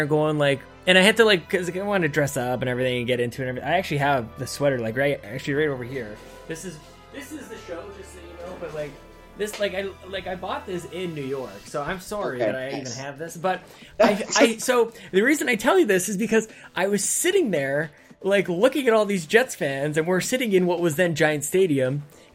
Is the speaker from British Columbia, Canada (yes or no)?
no; Edmonton, Alberta, Canada; I'm from Edmonton